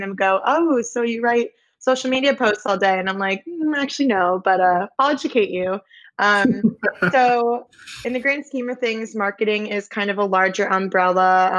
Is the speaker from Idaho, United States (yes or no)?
no; Simsbury, Connecticut, United States; moved away as an adult; also born or lived in Alabama; I grew up in Simsbury, Connecticut